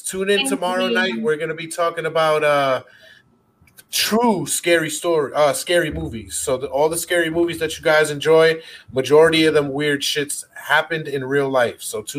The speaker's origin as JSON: {"language": "English", "town": "New York City", "region": "New York", "country": "United States", "said": "I mean, I'm from the Bronx, baby."}